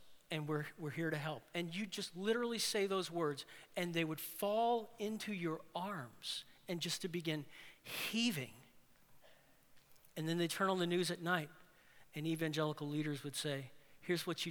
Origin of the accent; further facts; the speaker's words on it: New Orleans, Louisiana, United States; I'm from New Orleans. I was born in New Orleans, and I lived in New Orleans.